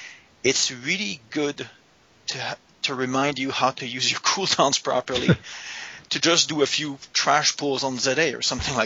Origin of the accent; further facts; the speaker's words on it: Canada; I am Canadian